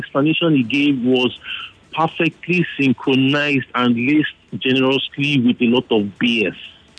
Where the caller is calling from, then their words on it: Lagos, Nigeria; I'm calling from Okota.